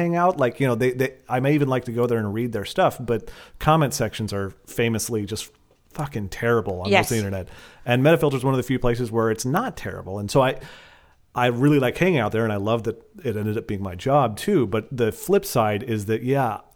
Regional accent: Portland, Oregon, United States; I'm from Portland

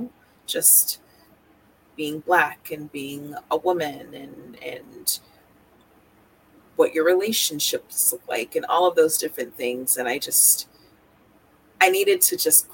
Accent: Marietta, Georgia, United States; moved away as an adult; also born or lived in Boston, Massachusetts / Jamaica (ancestry); now in Vermont, United States; So I am from Marietta, which is in Cobb County. Grew up in that like Atlanta area in Georgia.

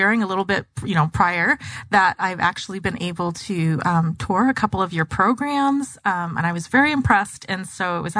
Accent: Gilbert, Arizona, United States; also born or lived in Mesa, Arizona / Phoenix, Arizona; now in Tempe, United States; I grew up in Gilbert and East Mesa

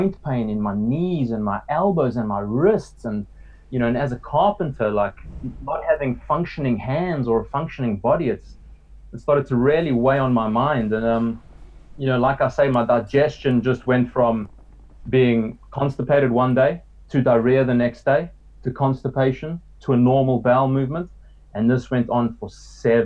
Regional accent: South Africa; growing up in South Africa and eating a lot of meat all my life

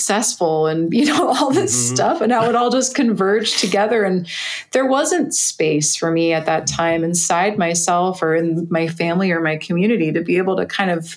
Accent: California, United States; moved away; also born or lived in New Jersey; I was in New Jersey, and I'm from California

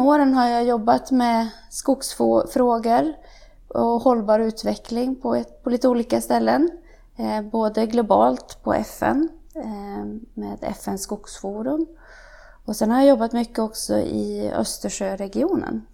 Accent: Värmland, Sweden; moved away; also born or lived in Umeå / United States; Jag kommer ifrån Värmland som jag redan har nämnt. Där är jag uppvuxen

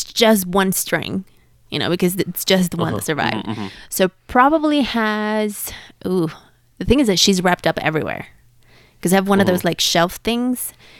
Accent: Mexico City, Mexico; Ooh, I'm from Mexico City.

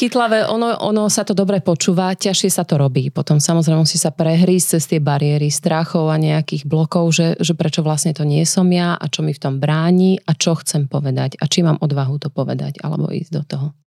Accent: Nitra, Nitra Region, Slovakia; v Nitre, odkiaľ pochádzam

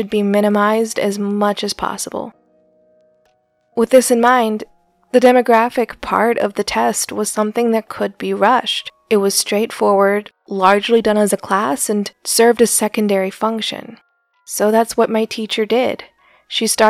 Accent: Scottsdale, Arizona, United States; I grew up in Scottsdale, Arizona

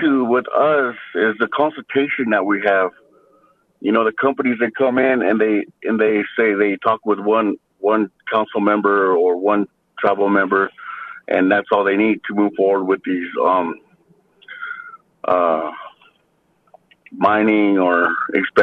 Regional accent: Nevada, United States; I'm from the Duck Valley Shoshone Paiute tribe.

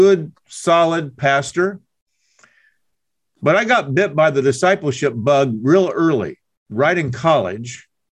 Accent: Indiana, United States; moved away as an adult; also born or lived in Oklahoma; I'm from Indiana

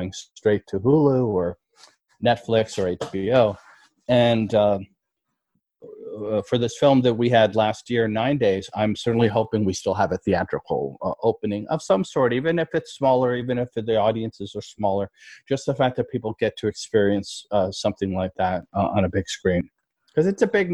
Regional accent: New York City, New York, United States; My wife and I, we're from New York. We're native New Yorkers, both of us

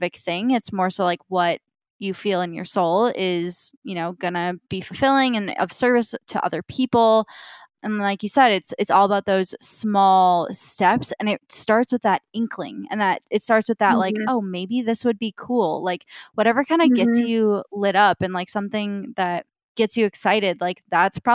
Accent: Midwest, United States; we're both Midwestern girls from not like big cities

